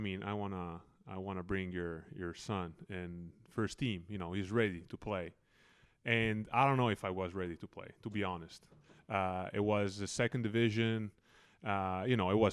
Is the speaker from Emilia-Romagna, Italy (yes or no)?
yes; Reggio Emilia, Emilia-Romagna, Italy; I was lucky to be born and to grow up in Reggio Emilia, where basketball is actually the main sport